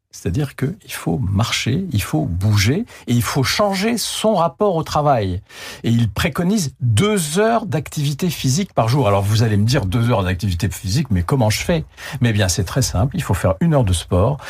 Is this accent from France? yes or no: no; Algeria; moved away; Moi, j'étais en Algérie, je suis né en Algérie.